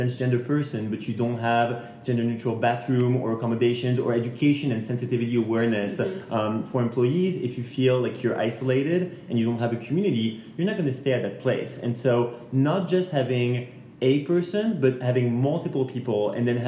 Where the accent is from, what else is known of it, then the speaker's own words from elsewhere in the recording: France; moved away; I'm from France